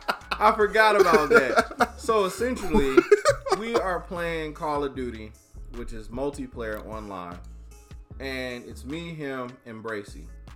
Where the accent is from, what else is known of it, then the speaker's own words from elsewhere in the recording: Atlanta, Georgia, United States; moved away; I grew up in Atlanta